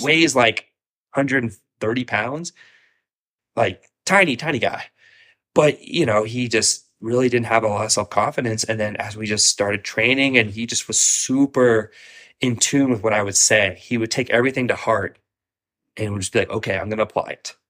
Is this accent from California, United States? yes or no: no; Columbus, Ohio, United States; now in Florida, United States; I'm originally from Columbus, Ohio